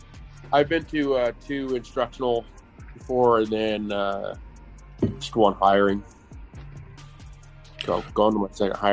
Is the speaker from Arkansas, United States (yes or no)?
no; Idaho, United States; I'm from Idaho, a little small town in Idaho.